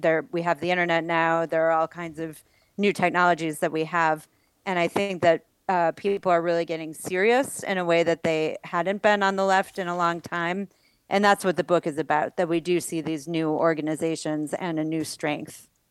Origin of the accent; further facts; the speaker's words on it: Buffalo, New York, United States; moved away; was born and raised in Buffalo, New York